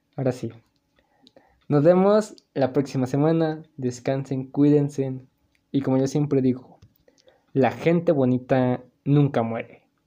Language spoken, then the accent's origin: Spanish; Mexico; somos mexicanos